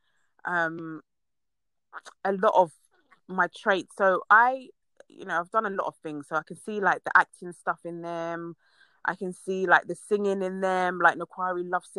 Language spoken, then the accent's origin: English; Ghana